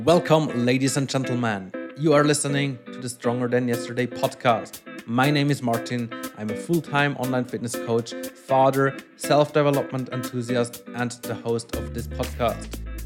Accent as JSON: {"language": "English", "country": "Switzerland", "tie": "born or raised there", "also_born_or_lived": "Brazil", "first_language": "Swiss German", "second_language": "English", "moved": "as an adult", "said": "this is where I grew up"}